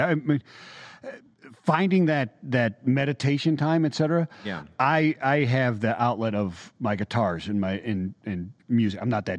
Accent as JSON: {"language": "English", "region": "Snow Belt", "country": "United States", "tie": "born or raised there", "said": "I grew up in the Sun Belt or in the Snow Belt"}